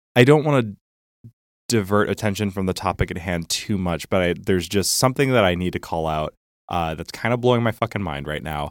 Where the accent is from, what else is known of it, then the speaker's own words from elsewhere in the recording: Chicago, Illinois, United States; I was from Chicago